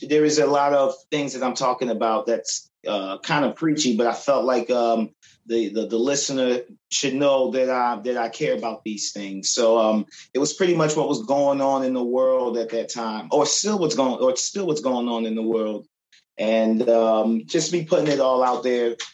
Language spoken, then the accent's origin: English; Philadelphia, Pennsylvania, United States; also born or lived in Brooklyn, New York / Glenside, Pennsylvania; I end up coming to Philadelphia around eight years, well, around eight years old, and um, been in Philly. Did most of my growing up in Philly, um, my childhood